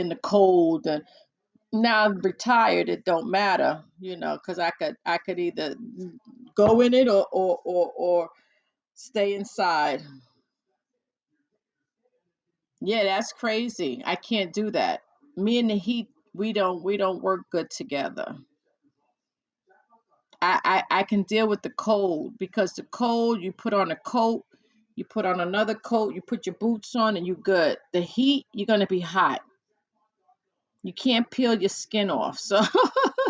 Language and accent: English; New York, United States; now in New Jersey, United States; I was born and raised in New York, in the Bronx, New York, but my parents are from Puerto Rico